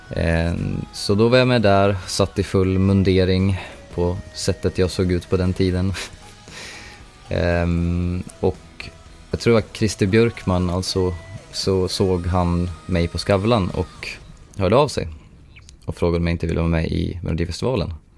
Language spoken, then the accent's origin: Swedish; Sundsvall, Västernorrland County, Sweden; moved away as an adult; now in Tokyo, Japan; min hemstad där jag är, jag är en av Sundsvalls ambassadörer